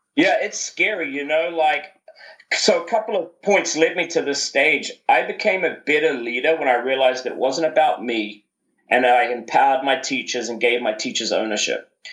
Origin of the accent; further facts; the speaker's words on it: New Zealand; growing up uh, in New Zealand is a is a wonderful place, definitely to grow up